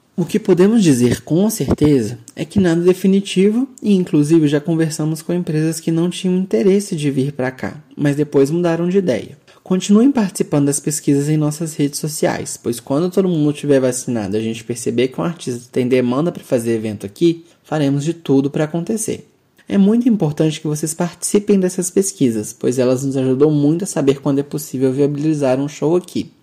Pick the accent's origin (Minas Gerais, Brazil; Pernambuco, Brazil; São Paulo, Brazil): Minas Gerais, Brazil; por aqui nós somos de Minas Gerais